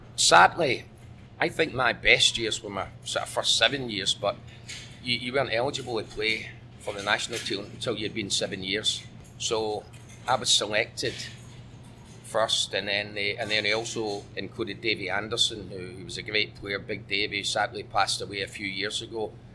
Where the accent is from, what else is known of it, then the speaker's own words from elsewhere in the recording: Scotland, United Kingdom; moved away as an adult; also born or lived in Hong Kong; now in Thailand; I'll always be Scottish.